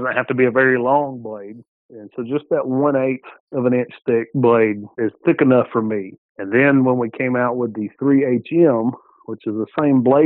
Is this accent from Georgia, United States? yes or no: yes; Georgia, United States; I'm from Georgia